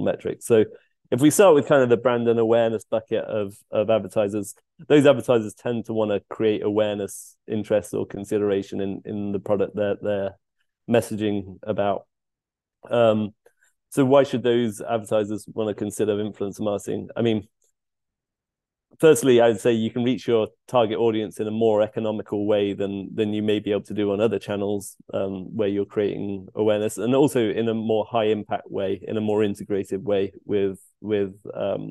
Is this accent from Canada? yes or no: no; United Kingdom; moved away as an adult; also born or lived in London; now in Seattle, United States; I'm a Brit living in Seattle in the US.